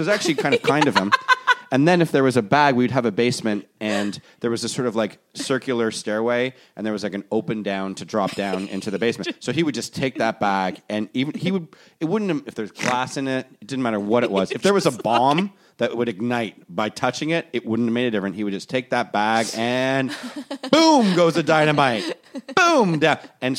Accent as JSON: {"language": "English", "town": "Toronto", "region": "Ontario", "country": "Canada", "tie": "born or raised there", "said": "I'm like, I grew up in Toronto. My parents."}